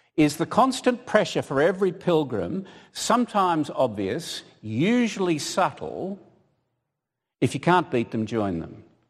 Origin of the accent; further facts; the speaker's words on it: Australia; moved away; being an Australian